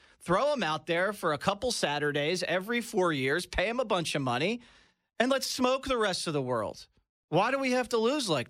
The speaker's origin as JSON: {"language": "English", "country": "United States", "said": "as an American."}